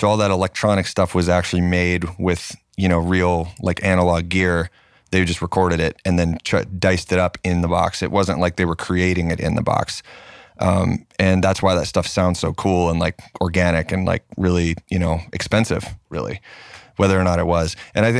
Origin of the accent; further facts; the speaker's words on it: Knoxville, Tennessee, United States; also born or lived in Pensacola, Florida; I grew up in Knoxville, and but like all of my family is based out of Nashville